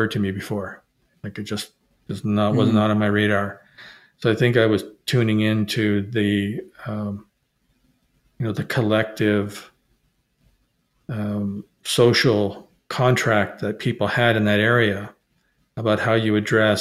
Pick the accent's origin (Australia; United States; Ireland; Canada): Canada; also born or lived in Middle East; I'm Canadian